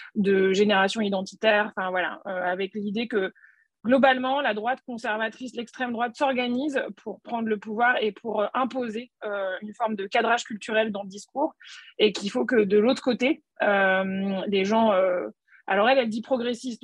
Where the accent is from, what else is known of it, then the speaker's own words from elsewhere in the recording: Nantes, Pays de la Loire, France; je suis nantaise